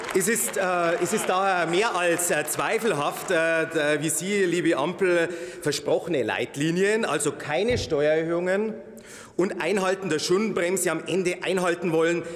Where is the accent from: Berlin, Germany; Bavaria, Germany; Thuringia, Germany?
Bavaria, Germany; Landshut-Kelheim; In meiner Heimatregion Landshut-Kelheim